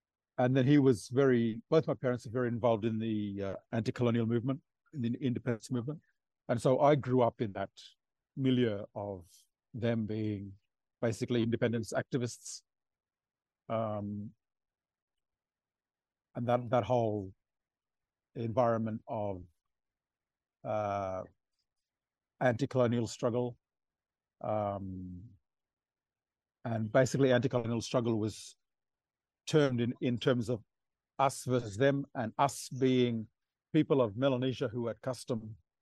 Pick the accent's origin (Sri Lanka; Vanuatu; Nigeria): Vanuatu; Port Vila, Shefa; I grew up in Port Vila